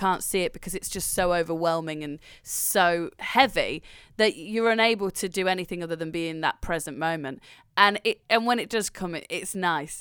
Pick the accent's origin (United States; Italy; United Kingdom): United Kingdom; Nottingham, East Midlands; I'm from Nottingham